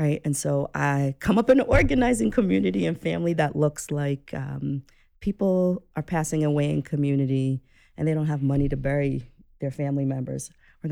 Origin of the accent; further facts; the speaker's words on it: New York City, New York, United States; I'm a person who was born and raised in New York City